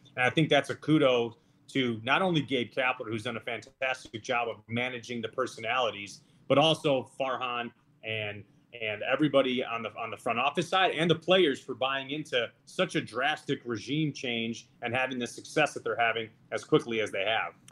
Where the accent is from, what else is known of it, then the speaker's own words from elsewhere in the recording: Chicago, Illinois, United States; I grew up in Chicago. That's where I am yeah. right now